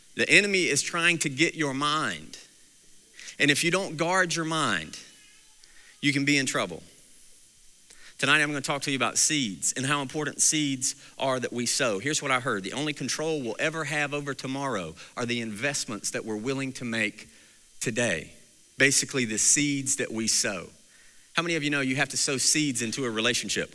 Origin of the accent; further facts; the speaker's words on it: Mount Airy, North Carolina, United States; I grew up in Mount Airy, North Carolina